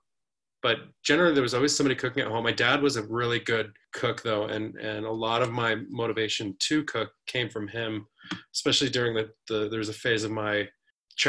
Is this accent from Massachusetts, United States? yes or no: no; Colorado, United States; growing up in Colorado